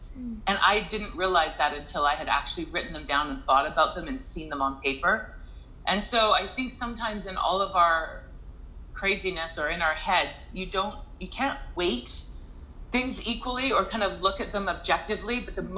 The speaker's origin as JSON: {"language": "English", "town": "Fernie", "region": "British Columbia", "country": "Canada", "tie": "born or raised there", "said": "and growing up in Fernie, and in my circumstance, just was not something that was realistic, I would say."}